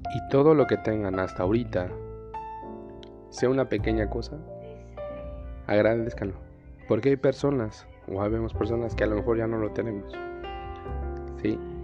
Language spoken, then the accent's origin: Spanish; Puebla, Mexico; now in Delicias, Mexico; Soy de la ciudad de Puebla, en México.